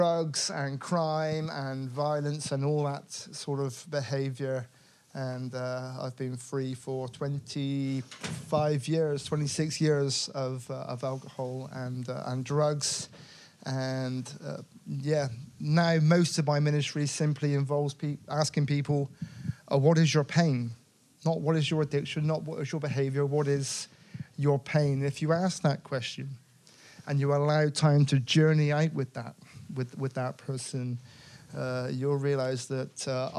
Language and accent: English; Bristol, South West England, United Kingdom; I grew up in South Bristol